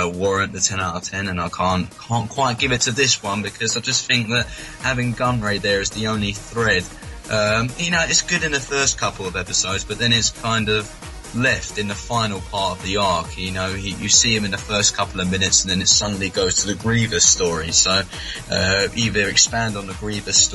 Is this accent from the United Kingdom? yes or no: yes; United Kingdom; accent: British; my British accent